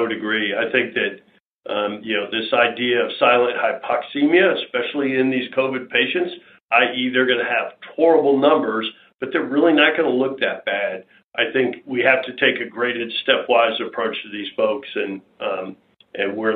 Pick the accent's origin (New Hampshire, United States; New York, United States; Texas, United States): Texas, United States; Southeast; we're from being from Southeast Texas